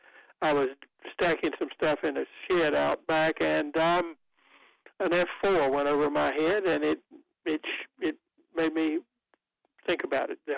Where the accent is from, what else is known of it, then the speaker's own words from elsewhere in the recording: Goldsboro, North Carolina, United States; Wilbur's Barbecue in Goldsboro, North Carolina, a town that my hometown is probably today famous for two reasons